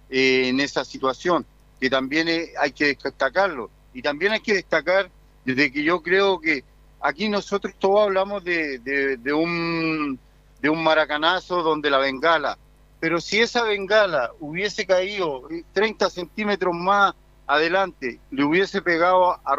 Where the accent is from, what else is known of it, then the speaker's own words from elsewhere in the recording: Valparaíso, Chile; por mucho que yo nací en Wander, soy porteño